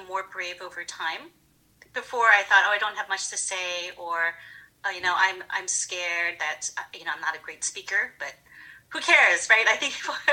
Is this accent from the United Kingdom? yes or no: no; Georgia, United States; growing up in Georgia in the 80s